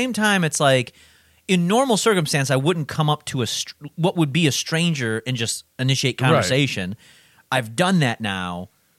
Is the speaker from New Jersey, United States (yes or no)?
yes; New Jersey, United States; I came from New Jersey.